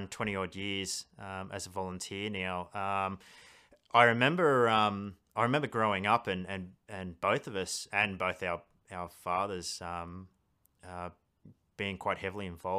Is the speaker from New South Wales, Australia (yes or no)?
yes; Blue Mountains, New South Wales, Australia; growing up in the Blue Mountains as well, it was almost every summer it was, bushfire threats